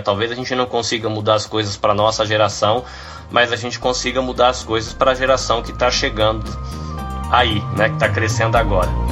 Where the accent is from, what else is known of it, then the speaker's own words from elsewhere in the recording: Brazil; moved away; eu saí do Brasil e eu sou uma daquelas pessoas que vivia no Brasil